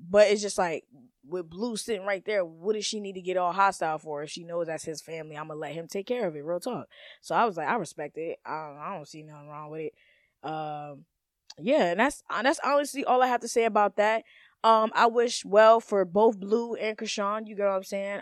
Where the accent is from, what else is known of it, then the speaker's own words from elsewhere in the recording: Maryland, United States; I'm from Maryland